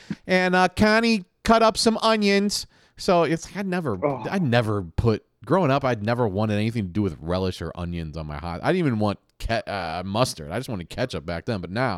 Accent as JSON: {"language": "English", "region": "Midwest", "country": "United States", "said": "I'm from the Midwest. We say hot dog."}